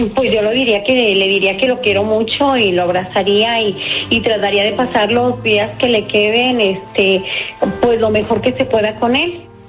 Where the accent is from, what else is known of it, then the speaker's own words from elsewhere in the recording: Puruándiro, Michoacán, Mexico; moved away as an adult; now in San José, United States; yo vivía de eh, allá en mi pueblo y me vine a San José, California hace 30 años más o menos